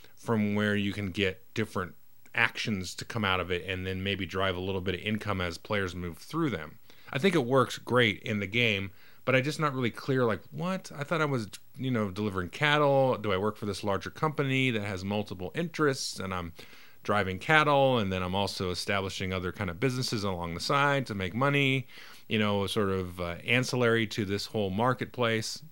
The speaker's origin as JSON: {"language": "English", "country": "United States", "said": "I, as an American"}